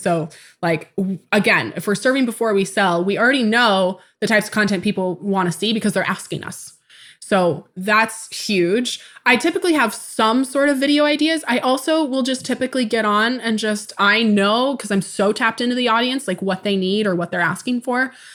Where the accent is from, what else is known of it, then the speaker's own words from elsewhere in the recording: Tacoma, Washington, United States; I was born in 1994 in Tacoma, Washington